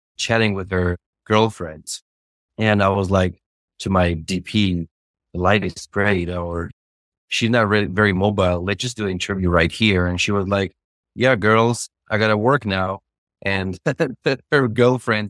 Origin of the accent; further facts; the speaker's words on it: Tbilisi, Georgia; moved away as an adult; now in United States; I'm from Tbilisi, Georgia. Moved to United States in 2015, and I was like 20 years old